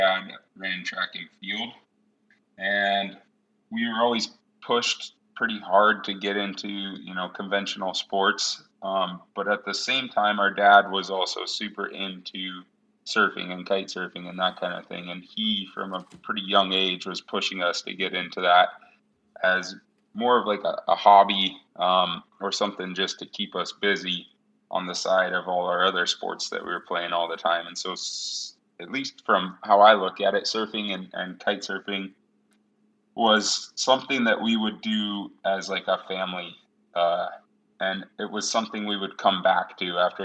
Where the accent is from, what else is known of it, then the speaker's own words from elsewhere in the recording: Washington, United States; I grew up in Washington State. Hans and I both did